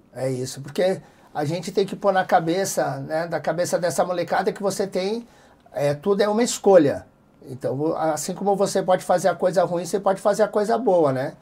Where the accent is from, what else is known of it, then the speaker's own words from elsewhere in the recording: Capão Redondo, São Paulo, Brazil; saí do Capão Redondo, quando eu vi eu estava lá em Fort Lauderdale.